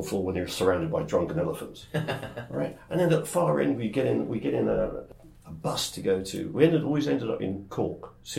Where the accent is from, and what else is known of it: London, United Kingdom; born or raised there; moved away as an adult; also born or lived in Rome, Italy